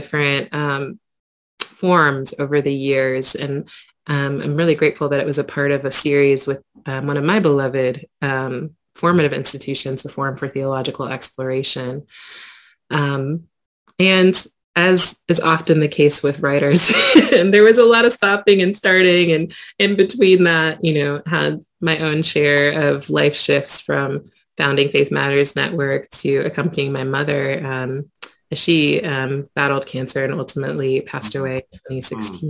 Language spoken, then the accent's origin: English; Quincy, Illinois, United States; growing up in my hometown of Quincy, Illinois